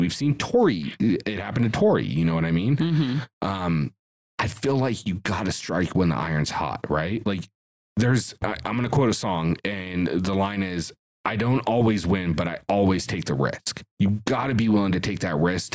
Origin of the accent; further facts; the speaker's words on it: Reno, Nevada, United States; growing up on the West Coast, like, I mean, we're not even in the Bay Area in Reno